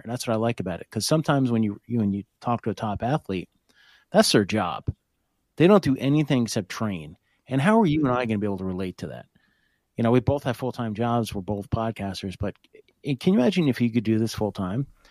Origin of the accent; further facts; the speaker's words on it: Hope, New Jersey, United States; I grew up in Hope, which is right outside of Blairstown